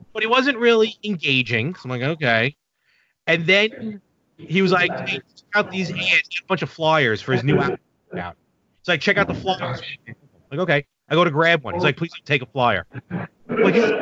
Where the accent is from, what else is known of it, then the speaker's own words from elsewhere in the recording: New York City, New York, United States; now in Long Island, United States; I grew up in Brooklyn. Actually, all of us who do all my podcasts, all my buddies, we all were born and raised in Brooklyn